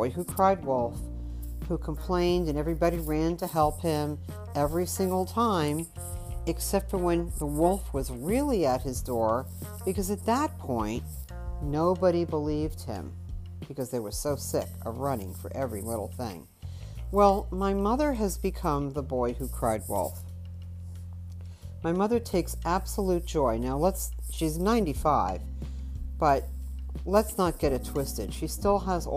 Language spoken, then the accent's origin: English; New York, United States; growing up in New York